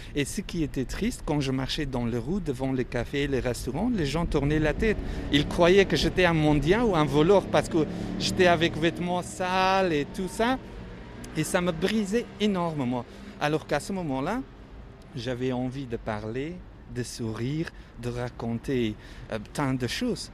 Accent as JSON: {"language": "French", "country": "Afghanistan", "second_language": "French", "moved": "as an adult", "lives_now": "Paris, France"}